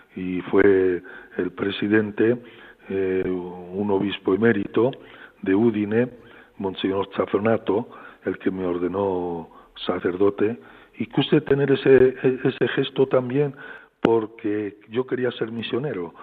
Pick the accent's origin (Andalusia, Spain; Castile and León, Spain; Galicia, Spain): Castile and León, Spain; Frandovínez; moved away; also born or lived in Madrid / Rome / Osma-Soria / Pamplona; recuerdo tantos momentos preciosos en mi pueblo